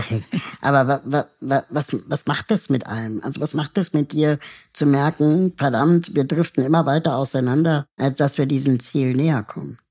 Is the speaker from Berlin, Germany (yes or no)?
yes; Berlin, Germany; also born or lived in Peru; ich bin eigentlich auch eine Berliner Pflanze, ähm, bin zwar in Peru geboren, aber seit meinem ersten Lebensjahr in West-Berlin